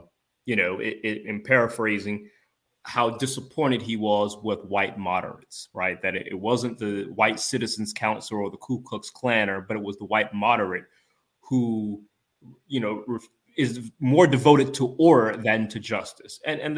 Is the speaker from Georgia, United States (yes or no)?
yes; Georgia, United States; my home state of Georgia